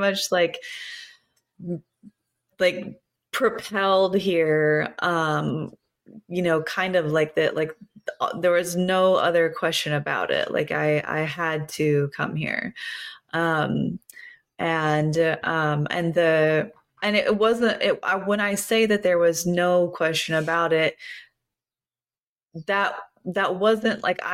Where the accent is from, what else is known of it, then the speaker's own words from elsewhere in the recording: Kentucky, United States; I grew up in Kentucky